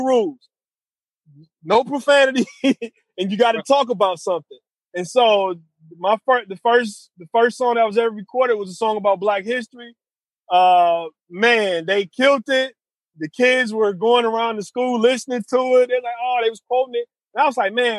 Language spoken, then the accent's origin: English; Detroit, Michigan, United States; growing up in Detroit, I came of age in Detroit in the 90s